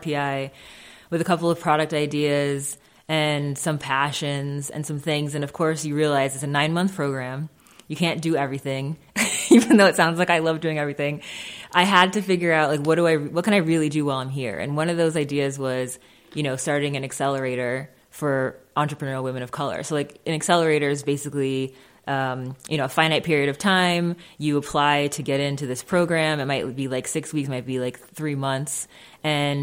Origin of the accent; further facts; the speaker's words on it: Springfield, Massachusetts, United States; My parents moved here from Jamaica in their teens. And with like a, you know, a big family of Jamaican immigrants, basically, in Springfield, Massachusetts